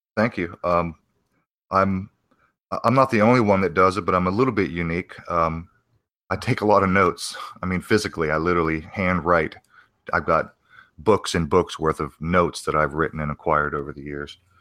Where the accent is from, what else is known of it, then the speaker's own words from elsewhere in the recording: Arizona, United States; also born or lived in New Castle, Pennsylvania; my parents moved to Arizona